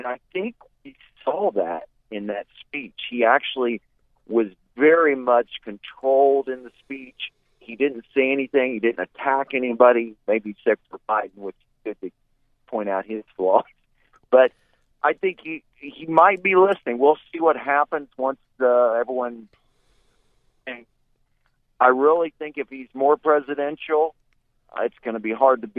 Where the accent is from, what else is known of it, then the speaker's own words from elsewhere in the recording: Florida, United States; we're from Florida